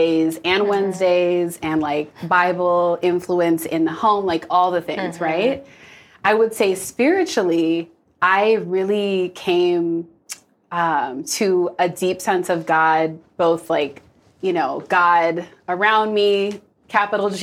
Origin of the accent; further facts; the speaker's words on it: Minnesota, United States; moved away; I grew up in Minnesota